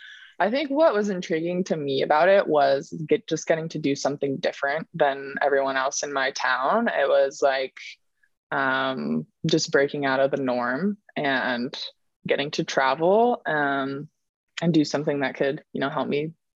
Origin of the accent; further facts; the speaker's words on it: Maple Valley, Washington, United States; moved away; I grew up in a pretty small town in Washington State called Maple Valley, and yeah, just very humble upbringing. It's a very normal kid, small town.